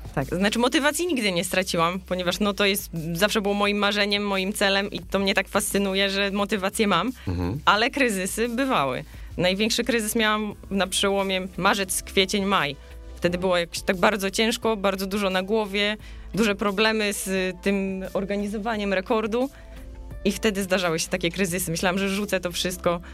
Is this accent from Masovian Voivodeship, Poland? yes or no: no; Suwałki, Podlaskie Voivodeship, Poland; moved away as an adult; also born or lived in Białystok; now in Silesia, Poland; urodziłam się w Suwałkach, studiowałam w Białymstoku